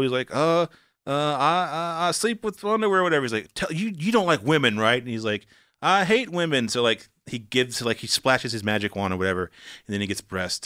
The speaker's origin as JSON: {"language": "English", "town": "Walnut Cove", "region": "North Carolina", "country": "United States", "also_born_or_lived": "Atlanta", "accent": "southern", "moved": "yes", "said": "I'm from Wanneck Cove, North Carolina"}